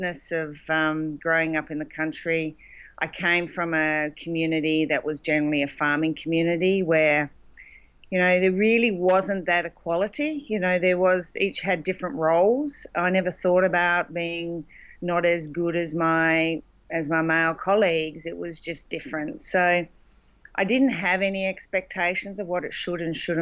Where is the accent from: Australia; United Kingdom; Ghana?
Australia; Loxton, South Australia; moved away; Loxton, which was the town I grew up